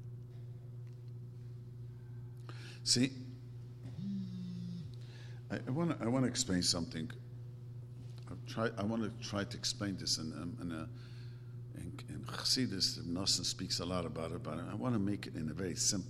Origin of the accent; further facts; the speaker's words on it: New York City, New York, United States; I grew up in Williamsburg